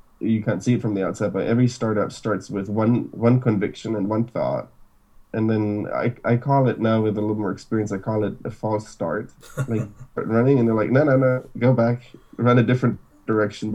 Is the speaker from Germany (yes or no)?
yes; Munich, Bavaria, Germany; moved away as an adult; now in San Francisco, United States; So I was born in Germany, in Munich. My parents are from Argentina, so super international family. Born and raised in Germany